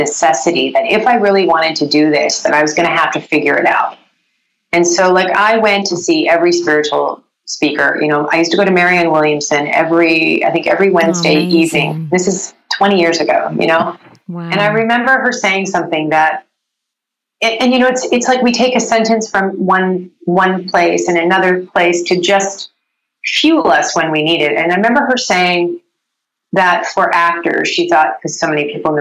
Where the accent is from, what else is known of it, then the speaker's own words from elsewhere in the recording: Vancouver, British Columbia, Canada; moved away as an adult; now in Los Angeles, United States; I grew up in Vancouver